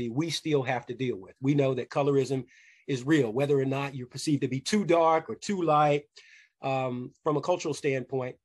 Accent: Louisville, Kentucky, United States; growing up in Louisville, Kentucky

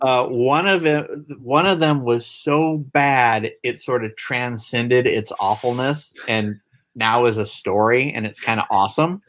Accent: Marysville, California, United States; I grew up in Marysville, Yuba City area, which is, uh, like, a farm towns, like, forty miles north of Sacramento, California

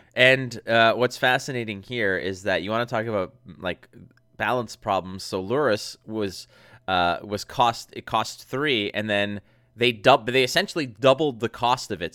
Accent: Montreal, Quebec, Canada; from Montreal, like, from my hometown

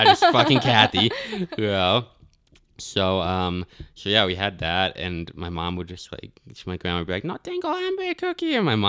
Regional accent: Albany, New York, United States; born there; also born or lived in Arizona / Florida / Tennessee; Yeah, I was born in Albany.

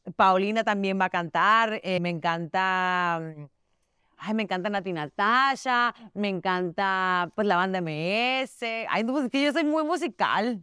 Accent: Mexico; now in United States; Su papá es puertorriqueño, yo soy mexicana

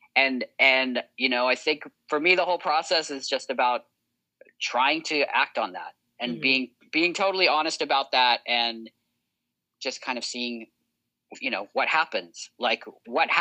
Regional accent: United States; I grew up in America

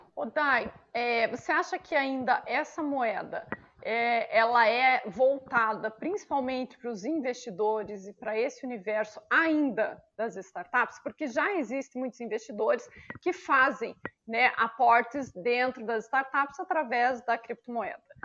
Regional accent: Brazil; nós brasileiros

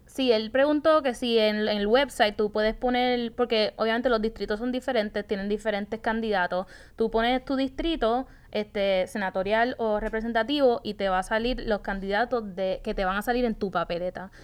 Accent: Puerto Rico; moved away as an adult; also born or lived in Atlanta; creciendo aquí en Puerto Rico

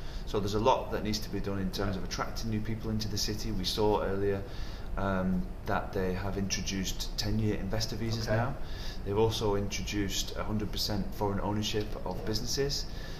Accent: Wigan, North West England, United Kingdom; now in Dubai, United Arab Emirates; There's only in England, in Wigan, there's no different nationalities.

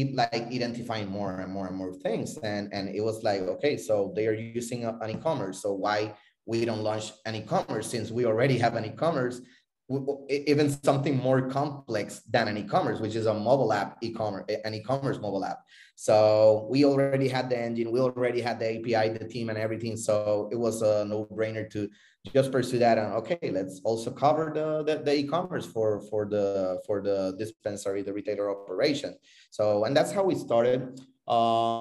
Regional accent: Puerto Rico; also born or lived in Florida; I'm originally from Puerto Rico. I live between Puerto Rico and Florida

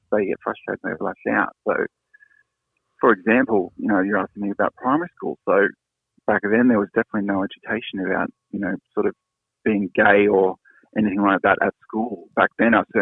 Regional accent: Sydney, New South Wales, Australia; moved away as an adult; also born or lived in Europe / east coast of Australia; But I grew up down south in Sydney, in Cronulla

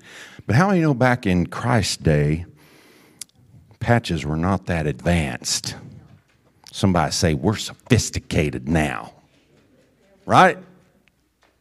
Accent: the Ozarks, United States; When I was a young boy growing up in the Ozarks, I had my fair share of holy jeans and patches, like every other rambunctious creek wading, tree climbing country boy.

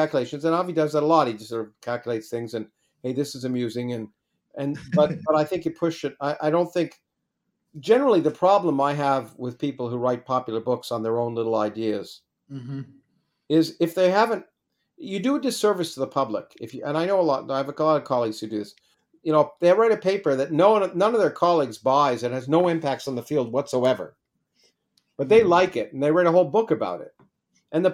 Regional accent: Canada; I grew up in Canada, it was the Canadian Undergraduate Physics Association.

